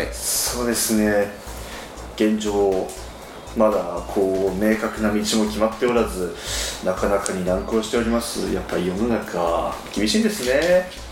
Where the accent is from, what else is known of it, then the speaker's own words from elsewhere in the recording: Yatsushiro, Kumamoto, Japan; 八代の方で生まれて、はいはいはいはい、そこから山に囲まれて自然の中で野生児として育った